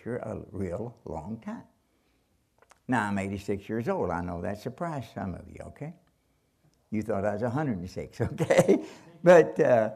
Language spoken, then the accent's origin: English; Kentucky, United States; I'm from Kentucky